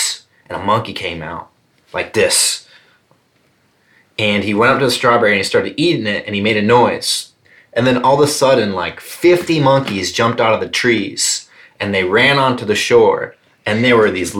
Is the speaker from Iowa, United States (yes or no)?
no; South Carolina, United States; There's a place in South Carolina in my home state